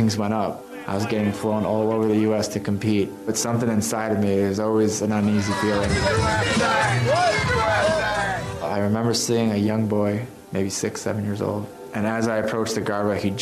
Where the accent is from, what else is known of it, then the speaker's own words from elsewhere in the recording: Chicago, Illinois, United States; I was born in Chicago with two older brothers.